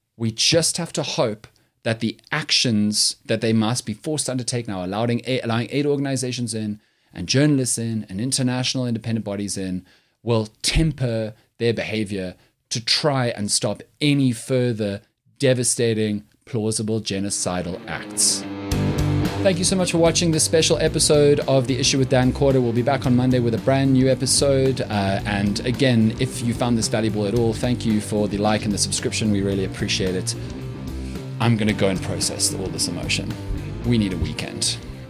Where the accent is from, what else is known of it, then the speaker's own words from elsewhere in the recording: South Africa; I'm so proud of being South African